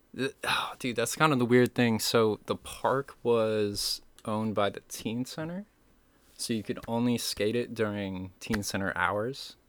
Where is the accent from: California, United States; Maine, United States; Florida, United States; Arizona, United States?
Maine, United States; Camden; also born or lived in Damariscotta, Maine / Warren, Maine; I was born there, but I grew up in Camden with my mom